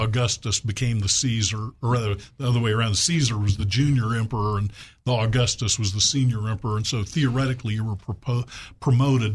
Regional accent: Little Rock, Arkansas, United States; moved away as an adult; I moved back to my hometown of Little Rock in 1980

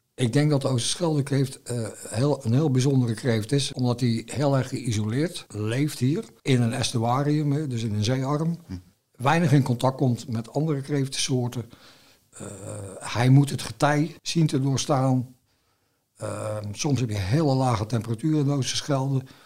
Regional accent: Zeeland, Netherlands

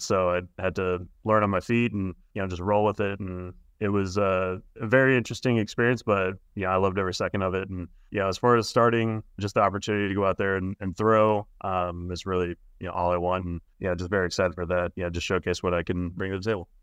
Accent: Indiana, United States; moved away; also born or lived in California; I'm from Indiana

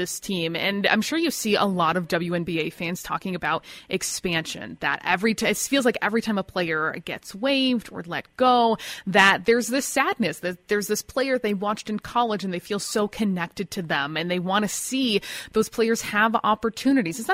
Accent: United States; speaking as an American

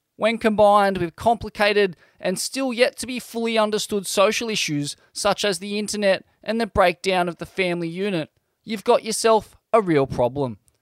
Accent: Sydney, New South Wales, Australia; growing up in Sydney's southeast, fights were a constant

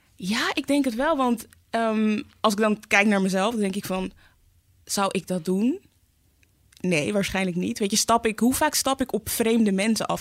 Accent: Amsterdam, North Holland, Netherlands; ik ben in Zuidoost opgegroeid.

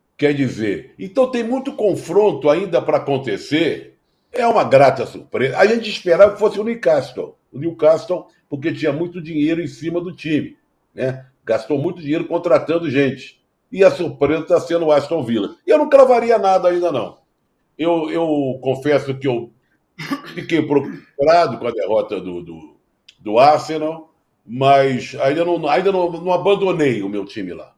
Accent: Rio de Janeiro, Brazil; eu sou carioca

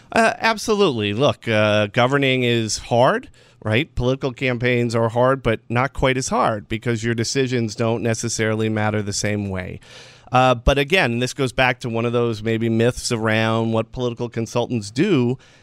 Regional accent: Western New York, United States; I grew up in Western New York at a time when everything was awful

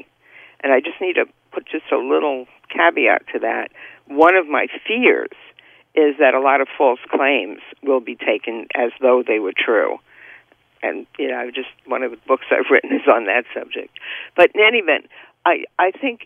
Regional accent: New York, United States; moved away as an adult; now in California, United States; I grew up in the Bronx, and I worked in Manhattan

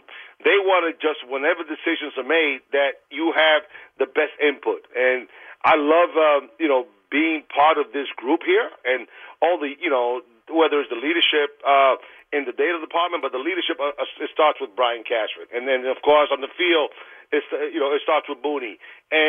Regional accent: New York City, New York, United States; I'm a guy from Queens and been in Queens my whole life

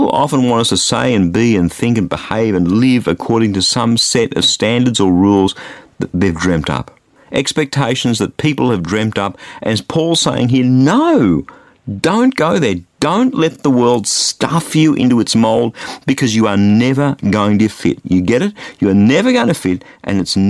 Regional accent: Australia; I grew up in Australia, which is a sports-mad society

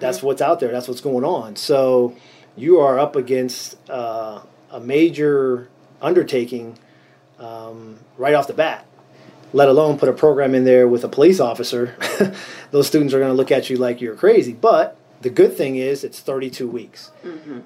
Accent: Erie, Pennsylvania, United States; I'm born and raised in Erie, PA, here in Erie

